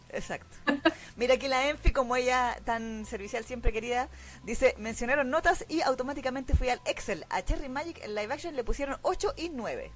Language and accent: Spanish; Chile; now in Santiago, Chile; soy de Chile